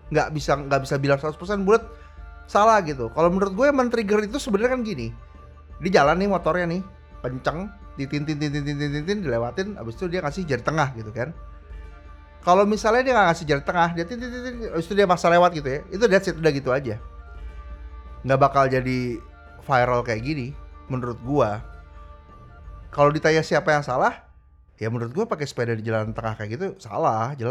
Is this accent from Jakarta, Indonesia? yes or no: no; Surabaya, East Java, Indonesia; Banyak lari kan gue orang Surabaya juga.